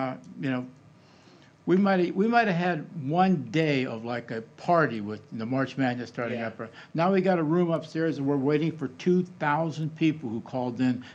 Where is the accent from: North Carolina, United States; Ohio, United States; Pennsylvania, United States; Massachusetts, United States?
Pennsylvania, United States; Trafford; moved away; growing up in Trafford.